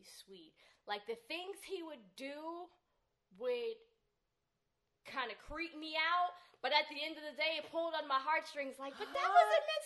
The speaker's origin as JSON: {"language": "English", "town": "Newark", "region": "New Jersey", "country": "United States", "said": "I'm from Newark."}